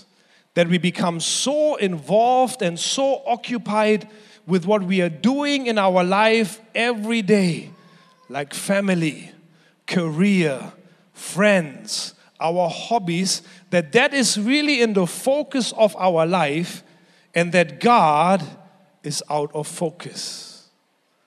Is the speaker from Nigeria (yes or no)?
no; Germany; moved away; When I was growing up in Germany, I was 14 years old.